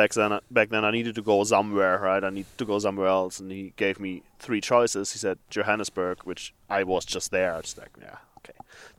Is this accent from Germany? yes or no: yes; Germany; English is a second language; moved away as an adult; also born or lived in Africa; now in Minneapolis, United States; I'm from Germany.